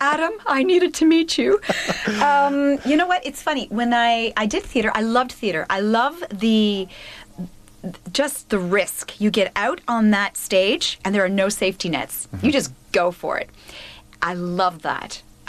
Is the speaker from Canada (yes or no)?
yes; Ontario, Canada; also born or lived in Cuba; Because I was born in Cuba, my whole family is from Cuba, mm-hmm. but I've been brought up in Canada.